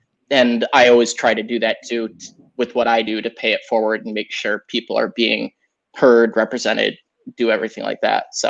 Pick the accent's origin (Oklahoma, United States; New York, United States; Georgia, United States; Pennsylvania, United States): New York, United States; upstate; moved away as an adult; also born or lived in Bogota, Colombia / Dayton, Ohio / San Francisco; now in San Francisco Bay Area, United States; I grew up in upstate New York. Originally, I was born in Bogota, Colombia. I'm adopted. My parents are Irish. And grew up in upstate New York in the theater